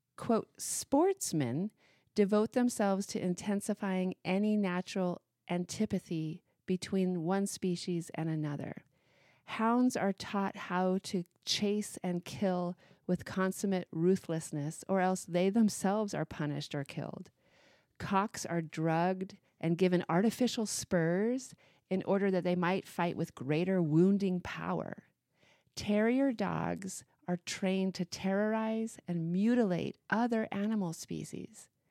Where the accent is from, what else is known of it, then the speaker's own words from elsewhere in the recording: Missoula, Montana, United States; growing up in Missoula, Montana